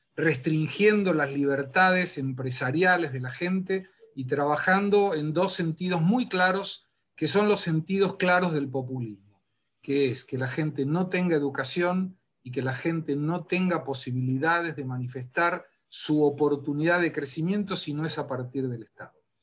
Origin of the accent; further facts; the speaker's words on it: Argentina; moved away; yo sí volvería para morirme en la República Argentina